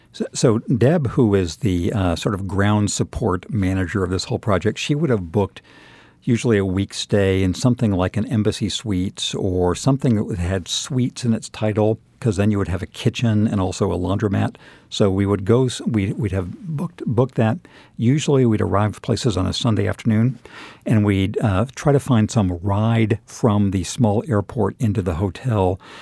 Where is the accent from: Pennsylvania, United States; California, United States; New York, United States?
California, United States; Southern; moved away; I'm from Southern California originally